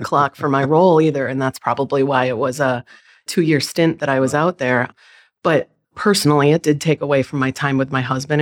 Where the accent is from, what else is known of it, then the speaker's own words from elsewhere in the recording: Tolland, Connecticut, United States; moved away as an adult; also born or lived in Colchester, Connecticut / San Diego, California; I grew up in Tallinn, Connecticut, about twenty minutes outside of the University of Connecticut.